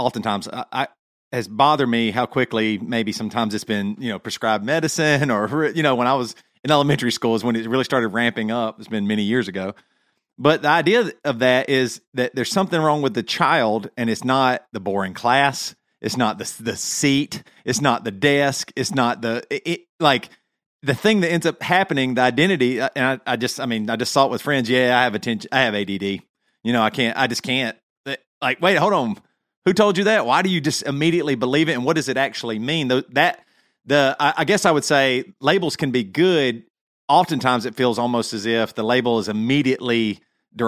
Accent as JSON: {"language": "English", "region": "the South", "country": "United States", "tie": "born or raised there", "said": "Growing up in the South"}